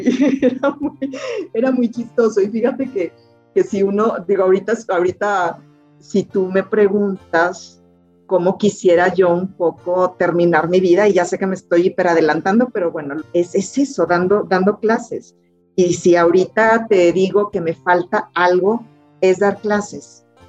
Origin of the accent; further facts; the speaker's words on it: Monterrey, Nuevo León, Mexico; Yo nací en Monterrey, Nuevo León